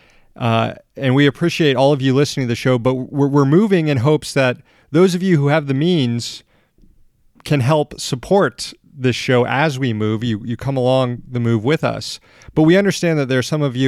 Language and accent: English; Florida, United States; my home state of Florida